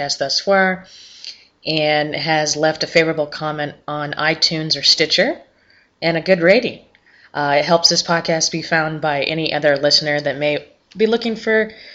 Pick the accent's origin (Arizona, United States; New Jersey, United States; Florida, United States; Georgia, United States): Arizona, United States; Prescott; I actually was born and raised in Prescott, Arizona